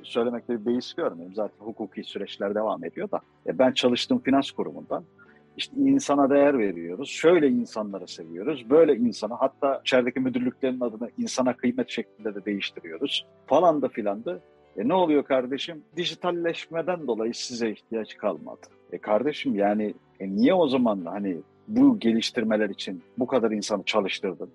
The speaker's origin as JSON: {"language": "Turkish", "country": "Turkey", "said": "kendi memleketimizde bildiğin el yabancı muamelesi görüyoruz"}